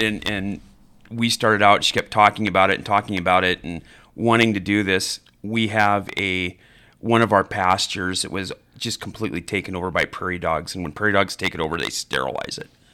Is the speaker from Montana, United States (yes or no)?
yes; Billings, Montana, United States; also born or lived in Idaho; grew up in Billings, too. So back and forth. I, I went to school in, in Idaho, as well as Billings, and then graduated from senior here